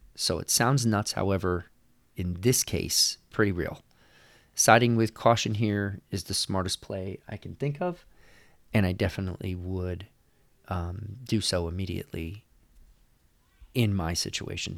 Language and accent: English; New York, United States; now in California, United States; I am not from California. I am from New York.